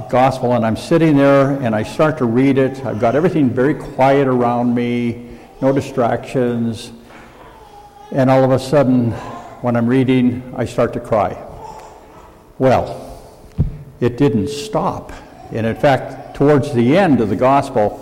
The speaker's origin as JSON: {"language": "English", "region": "Montana", "country": "United States", "said": "I'm from Montana"}